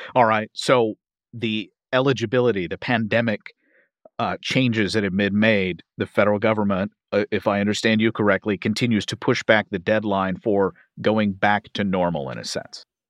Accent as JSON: {"language": "English", "region": "Kentucky", "country": "United States", "tie": "born or raised there", "said": "my home state of Kentucky"}